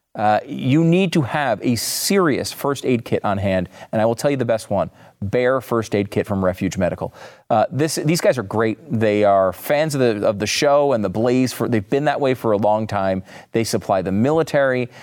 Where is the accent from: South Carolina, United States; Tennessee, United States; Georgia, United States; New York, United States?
New York, United States; now in Texas, United States; I was born in New York